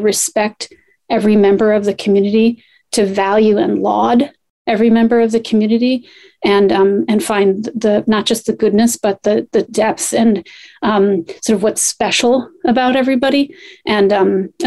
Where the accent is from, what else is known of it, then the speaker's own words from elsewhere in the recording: Poughkeepsie, New York, United States; I grew up in Poughkeepsie, New York